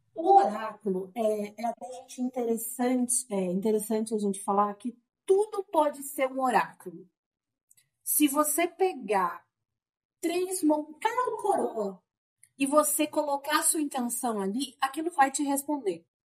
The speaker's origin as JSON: {"language": "Portuguese", "town": "Sorocaba", "region": "São Paulo", "country": "Brazil", "said": "Eu sou de Sorocaba, uhum. estou morando em Sorocaba atualmente"}